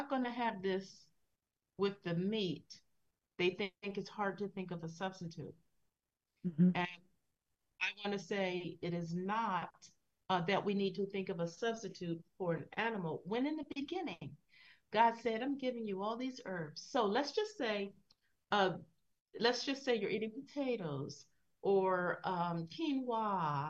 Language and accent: English; Philadelphia, Pennsylvania, United States; I come from Philadelphia. We're big on hoagies and deli slices.